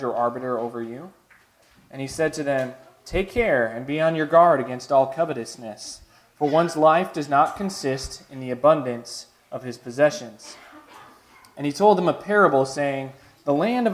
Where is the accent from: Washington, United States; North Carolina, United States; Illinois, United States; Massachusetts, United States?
Illinois, United States; Chicago; When I was growing up in Chicago, obviously the winters were cold.